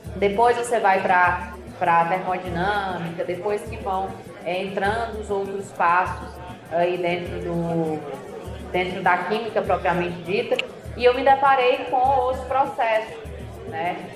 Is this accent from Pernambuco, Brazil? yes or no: no; Fortaleza, Ceará, Brazil; accent: meio Ceará, meio Paraíba; also born or lived in Campina Grande, Paraíba, Brazil; now in São Paulo, Brazil; eu sou cearense, sou, uh, sou cearense, nasci em Fortaleza, mas morei por muitos anos em Campina Grande, Paraíba